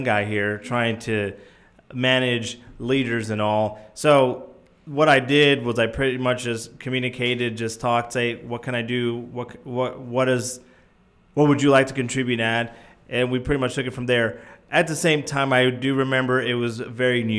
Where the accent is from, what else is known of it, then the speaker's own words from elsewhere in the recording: New Jersey, United States; moved away as an adult; now in Arkansas, United States; I'm from New Jersey